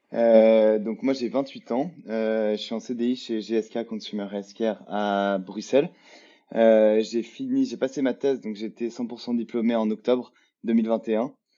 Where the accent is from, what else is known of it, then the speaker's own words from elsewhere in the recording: Lyon, Auvergne-Rhône-Alpes, France; moved away; je suis français, je viens de Lyon